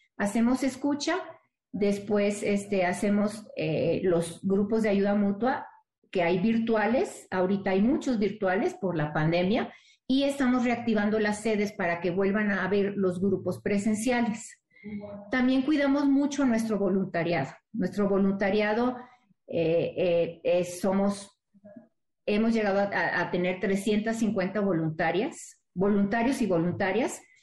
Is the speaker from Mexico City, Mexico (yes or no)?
no; Monterrey, Nuevo León, Mexico; Yo soy de Monterrey